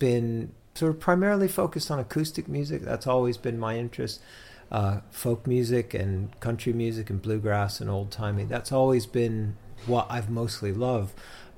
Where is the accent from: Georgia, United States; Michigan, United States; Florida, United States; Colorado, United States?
Georgia, United States; moved away as an adult; also born or lived in Boston; now in Cambridge, United Kingdom; I was born in Georgia in the USA, and then I moved to Boston when I was 18.